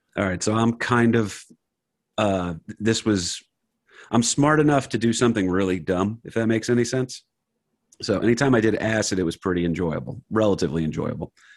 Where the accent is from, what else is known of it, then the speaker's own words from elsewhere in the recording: Wayne, New Jersey, United States; I grew up in Wayne, New Jersey